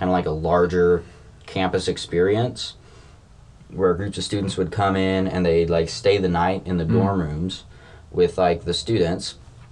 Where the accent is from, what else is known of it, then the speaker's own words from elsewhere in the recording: Middleton, Idaho, United States; I grew up in Middleton, Idaho, which is just like 30, 40 minutes outside of Boise